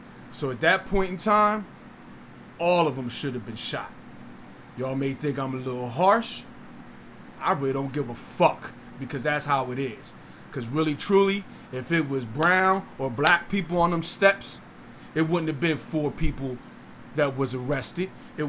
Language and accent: English; Delaware, United States; moved away; But when I came down here from Delaware, bro, it's under the carpet racism.